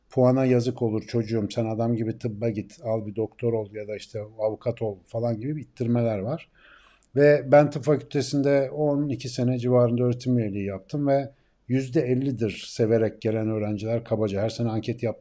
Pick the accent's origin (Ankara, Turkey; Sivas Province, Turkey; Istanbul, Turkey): Ankara, Turkey